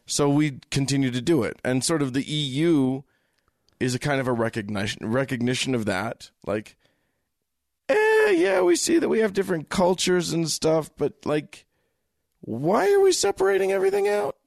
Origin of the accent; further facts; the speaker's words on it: United States; I'm an American